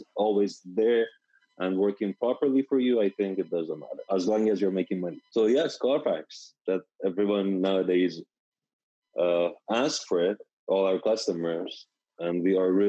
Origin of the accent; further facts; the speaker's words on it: Tehran, Tehran Province, Iran; English is a second language; moved away as an adult; now in Sacramento, United States; I'm from like Tehran, which is the capital of Iran, a big city